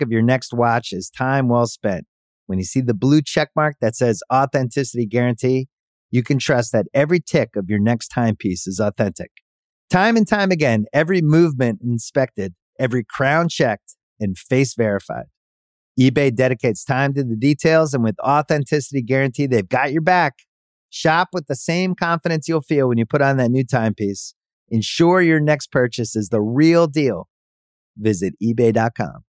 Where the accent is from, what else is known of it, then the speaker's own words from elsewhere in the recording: United States; I call it soccer here because I'm American.